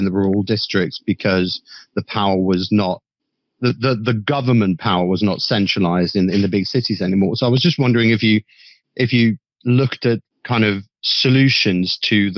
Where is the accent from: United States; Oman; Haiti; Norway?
Norway; moved away; I'm not English. I'm actually Norwegian.